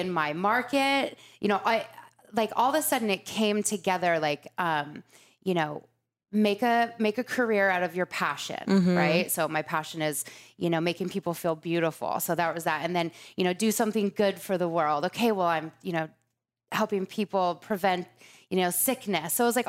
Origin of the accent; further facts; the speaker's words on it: Laguna Beach, California, United States; moved away; I grew up in Laguna. I went to junior high there, high school. My parents are still there.